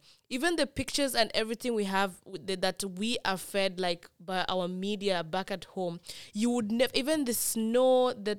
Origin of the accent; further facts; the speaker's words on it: Kisumu, Kisumu County, Kenya; also born or lived in Kisii; Somebody like me, I have never owned a jacket. I was born and raised in Kisumu.